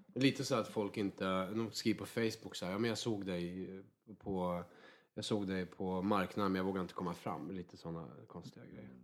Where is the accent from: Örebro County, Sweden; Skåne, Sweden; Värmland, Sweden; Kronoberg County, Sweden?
Värmland, Sweden; moved away; Jag kommer ju från en riktig så här, arbetarklass i Värmland